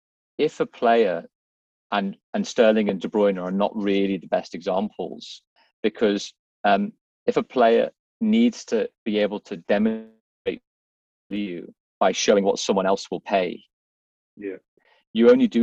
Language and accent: English; Liverpool, North West England, United Kingdom; I'm from Liverpool.